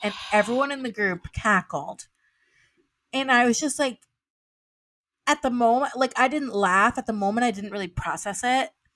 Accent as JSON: {"language": "English", "region": "the South", "country": "United States", "tie": "born or raised there", "moved": "yes", "said": "I'm from the South, and I would, I would, and from a primarily, like, w, white, white Christian South"}